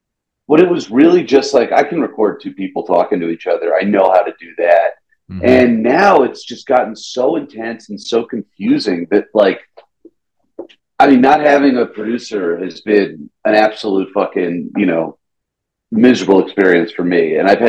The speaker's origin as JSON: {"language": "English", "region": "the South", "country": "United States", "tie": "born or raised there", "said": "If you want to talk about like growing up in the South, he was my very first bully, and then he became my best friend."}